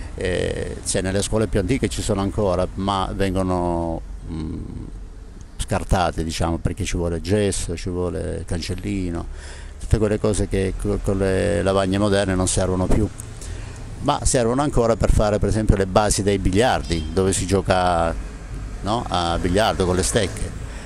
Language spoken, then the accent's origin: Italian; Taurianova, Calabria, Italy; moved away; also born or lived in Genoa; sono di Taurianova